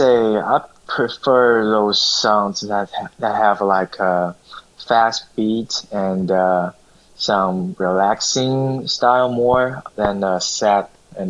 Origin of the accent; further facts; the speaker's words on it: China; moved away; I'm from China